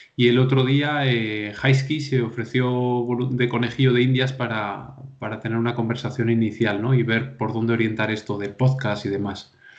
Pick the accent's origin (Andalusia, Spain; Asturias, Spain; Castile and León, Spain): Castile and León, Spain; Valencia de Don Juan; de un pueblo de León, soy originario, de Valencia Don Juan